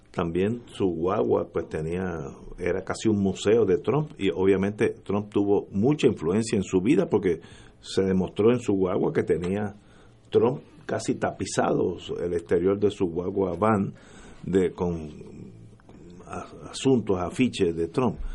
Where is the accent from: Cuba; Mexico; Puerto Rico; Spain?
Puerto Rico; los puertorriqueños de aquí, que él ni sabrá que somos ciudadanos americanos.